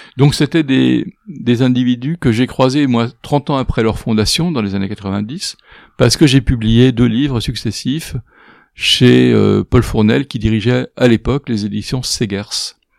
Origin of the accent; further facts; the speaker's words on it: Paris, Île-de-France, France; je suis parisien